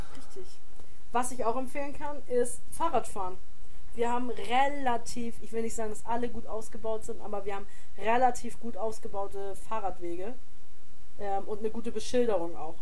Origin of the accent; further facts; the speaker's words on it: the North, Northern Germany, Germany; bei uns im Norden